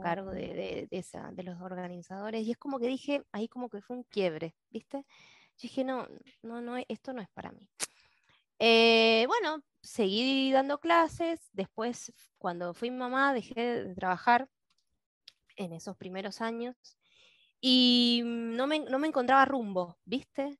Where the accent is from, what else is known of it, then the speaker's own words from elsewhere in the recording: Mendoza, Argentina; soy de Mendoza